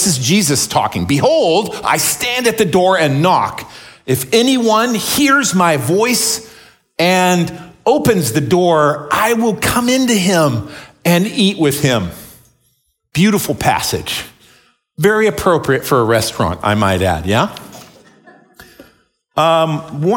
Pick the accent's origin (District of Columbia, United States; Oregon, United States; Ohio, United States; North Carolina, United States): Oregon, United States; McMinnville; I grew up in McMinnville